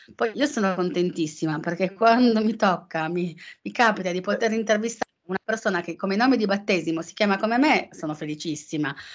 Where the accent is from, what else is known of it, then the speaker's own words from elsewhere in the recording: Turin, Piedmont, Italy; son torinese, ma sono per metà campana